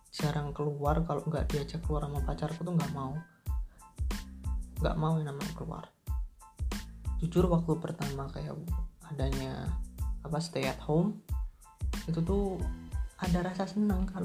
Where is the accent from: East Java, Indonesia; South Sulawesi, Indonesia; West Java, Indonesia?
East Java, Indonesia; Tulungagung; waktu balik ke Tulungagung ke kota asalku itu disuruh buat stay dua minggu di kontrakan dulu